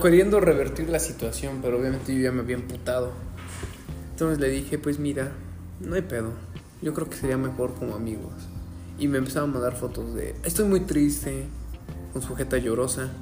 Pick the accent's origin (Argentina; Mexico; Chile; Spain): Mexico; Yo, como típico mexicano que viene de una, una familia tradicional católica